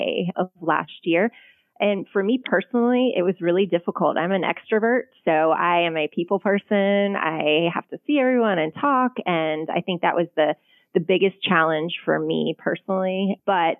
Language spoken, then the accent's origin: English; Atlanta, Georgia, United States; I was born and raised in Atlanta